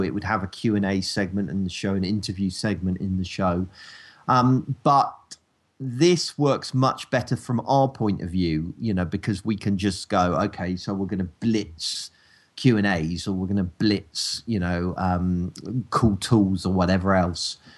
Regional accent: United Kingdom; accent: rural

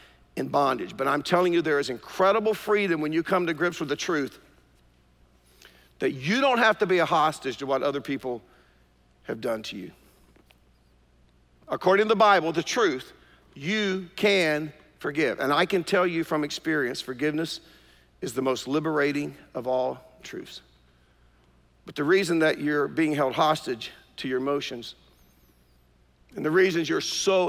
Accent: Durham, North Carolina, United States; I grew up in East Durham

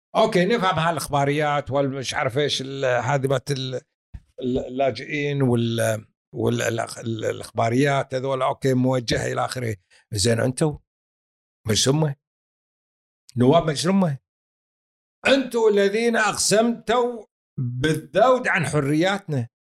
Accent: Kuwait; إحنا كويتيين

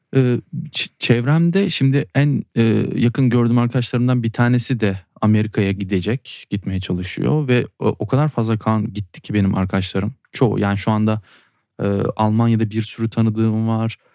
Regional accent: Turkey; burada doğdum ve burada doğduğun için coğrafyaya bir bağlılık hissediyorsun

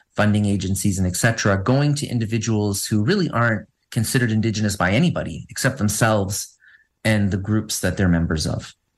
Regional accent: Northern Ontario, Canada; I'm French Canadian from a region um, in, in, what is considered Northern Ontario

